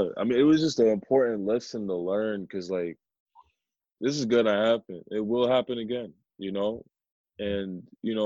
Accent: Pakistan; I'm not from India, I'm from Pakistan.

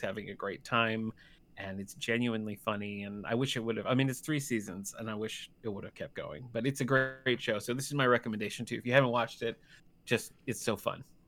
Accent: Battle Creek, Michigan, United States; moved away; I'm originally from Battle Creek, Michigan

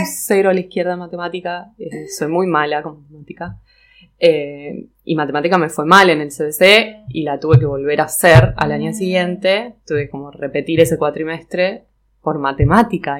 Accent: Neuquén, Argentina; moved away as an adult; also born or lived in Cinco Saltos, Río Negro; now in Buenos Aires, Argentina; cuando tenía tres años nos mudamos a Neuquén. Eh, y bueno, viví en Neuquén hasta los 18

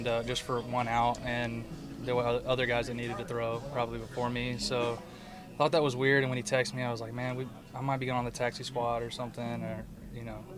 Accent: Monroe, Louisiana, United States; now in Lafayette, United States; I live in Lafayette, Louisiana, and I grew up in Monroe

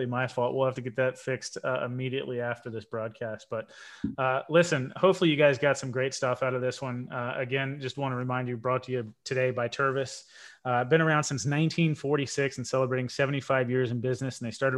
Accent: United States; I'm American

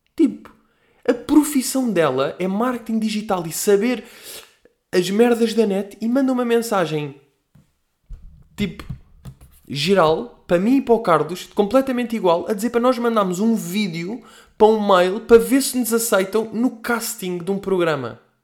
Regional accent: Portugal; nós, tipo, que somos portugueses

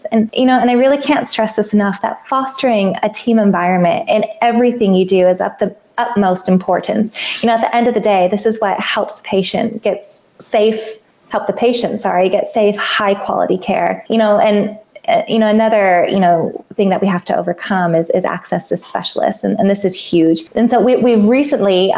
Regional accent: Goondiwindi, Queensland, Australia; born or raised there

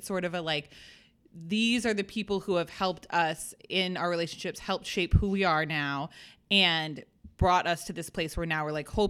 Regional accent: New England, United States; I'm from New England.

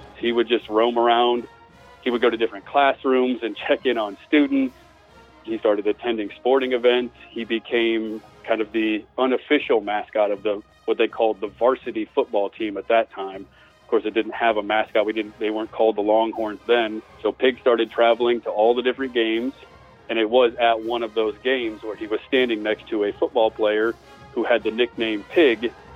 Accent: Des Moines, Iowa, United States; now in Brenham, United States; I'm from Des Moines, Iowa originally. I live in Brenham, Texas now.

